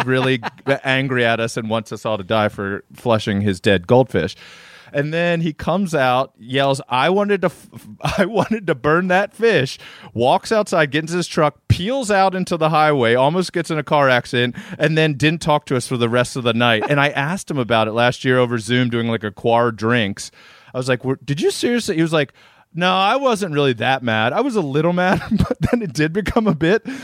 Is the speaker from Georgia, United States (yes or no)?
no; Maryland, United States; hoity-toity kid from Maryland